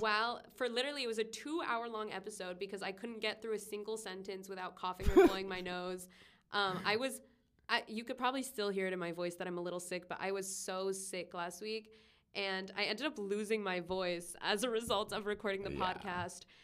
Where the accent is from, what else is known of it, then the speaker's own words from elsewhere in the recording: Long Beach, California, United States; I'm from Long Beach